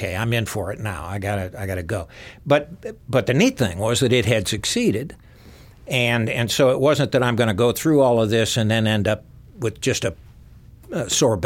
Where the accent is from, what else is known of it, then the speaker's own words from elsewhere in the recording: Southeast Missouri, United States; I'm from Southeast Missouri. Note how I say the state. So I grew up in the kind of the doorway to the Ozarks